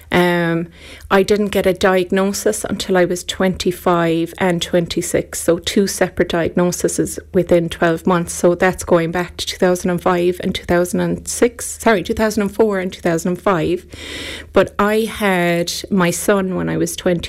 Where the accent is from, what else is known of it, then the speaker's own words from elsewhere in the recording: Ireland; as Irish, we're very lucky. We came from a generation where food was made at home